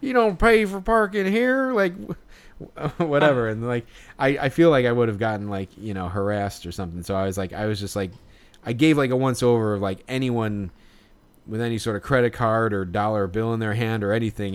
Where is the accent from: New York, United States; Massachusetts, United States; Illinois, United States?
Illinois, United States; Chicago; we're from Chicago.